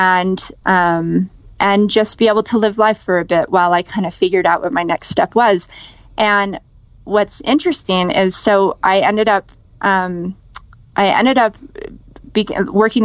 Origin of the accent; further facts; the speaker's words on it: Las Vegas, Nevada, United States; I grew up in Las Vegas, and that's where I was born and raised.